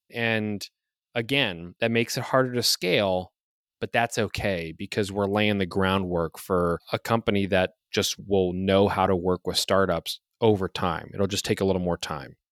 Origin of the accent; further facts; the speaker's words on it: Youngstown, Ohio, United States; also born or lived in Toledo, Ohio; I'm an Ohio guy. I grew up in Youngstown, Ohio, on the east side of the state.